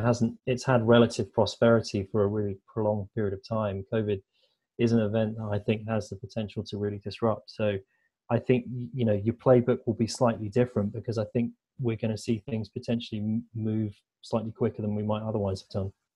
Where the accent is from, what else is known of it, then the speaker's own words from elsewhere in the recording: United Kingdom; moved away as an adult; now in Canada; I'm a Brit